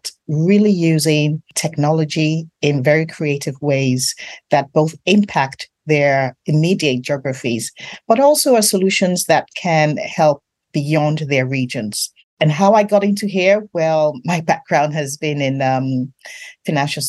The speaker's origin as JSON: {"language": "English", "country": "Nigeria", "said": "I'm really from Nigeria"}